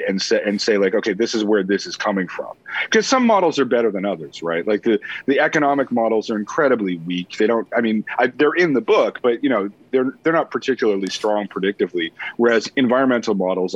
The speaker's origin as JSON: {"language": "English", "country": "Canada", "also_born_or_lived": "United States", "said": "being Canadian"}